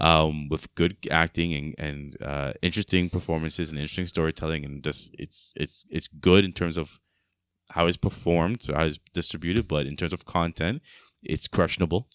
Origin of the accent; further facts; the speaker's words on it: Mississauga, Ontario, Canada; also born or lived in Brampton; growing up in Mississauga, in the house, I was a kid